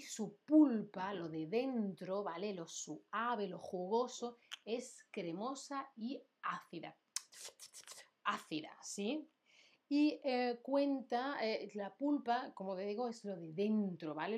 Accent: Andalusia, Spain; yo soy de Andalucía

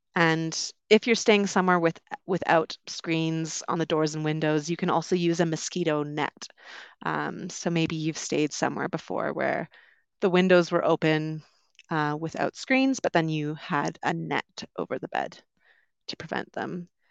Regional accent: Vancouver, British Columbia, Canada; moved away as an adult; also born or lived in London, United Kingdom; I'm originally from Canada. I grew up on the West Coast, around Vancouver.

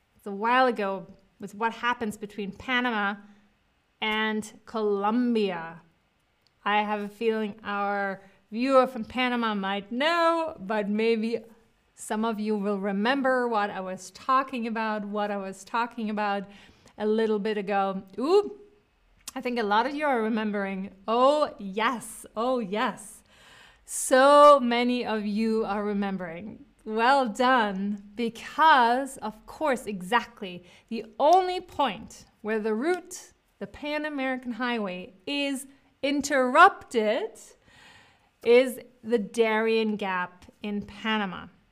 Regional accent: Cologne, North Rhine-Westphalia, Germany; moved away; Cologne, I was born in Cologne

